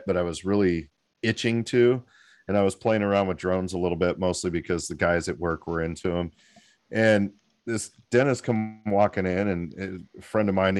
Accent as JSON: {"language": "English", "area": "hometown near Magalia/Oroville", "region": "California", "country": "United States", "tie": "born or raised there", "said": "So we don't really get any snow where I'm at, but in my hometown, which is about 20 minutes away, they've got over 3.5 feet of snow"}